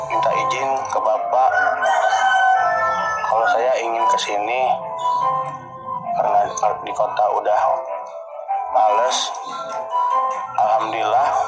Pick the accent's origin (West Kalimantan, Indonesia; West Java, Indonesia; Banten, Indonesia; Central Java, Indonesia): Banten, Indonesia; Tangerang; Saya asal dari Tangerang